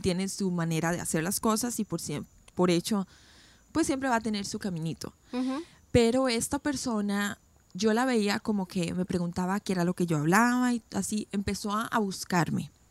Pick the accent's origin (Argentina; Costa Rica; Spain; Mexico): Costa Rica; moved away as an adult; now in United States; yo nací, crecí en Costa Rica